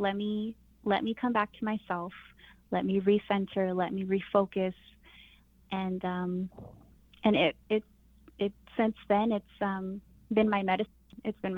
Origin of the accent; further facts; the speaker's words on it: Crystal, New Mexico, United States; I'm from Crystal, New Mexico.